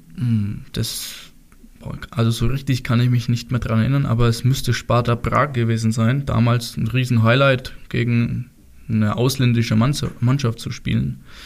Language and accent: German; Steinach, Germany; Ich bin ein gebürtiger Stenicher, ich komme aus Stenich und nicht auch Steunig.